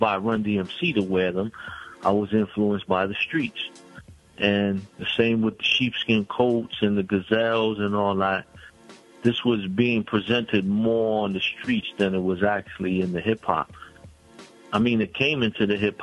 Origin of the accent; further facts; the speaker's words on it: New York City, New York, United States; I'm from Brownsville, Brooklyn. I'm from the Marcus Garvey Village in Brownsville, Brooklyn. That's a housing complex